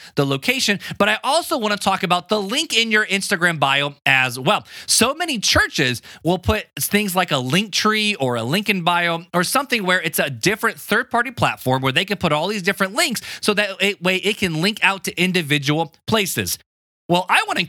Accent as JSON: {"language": "English", "town": "Hammond", "region": "Indiana", "country": "United States", "tie": "born or raised there", "said": "I grew up in Hammond, Indiana"}